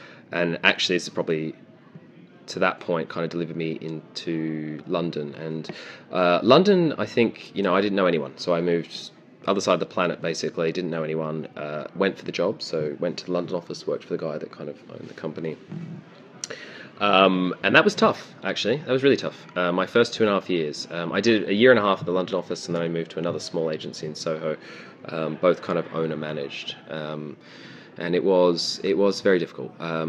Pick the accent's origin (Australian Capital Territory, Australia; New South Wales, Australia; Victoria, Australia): Victoria, Australia; Melbourne; now in United Kingdom; Grew up in Melbourne. I'm Australian, although I'm deeply, deeply undercover. Please don't report this to the UK government.